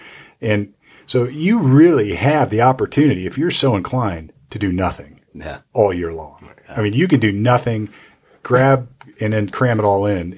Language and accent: English; Youngstown, Ohio, United States; I'm from Youngstown and I know Tressel.